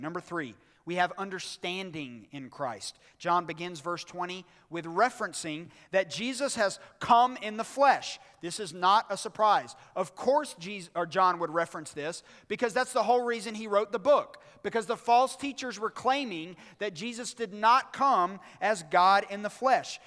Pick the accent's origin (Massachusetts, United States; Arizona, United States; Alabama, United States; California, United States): Alabama, United States; Birmingham; on December twenty-third, nineteen eighty-five, at Brookwood Hospital in Birmingham, Alabama, I was born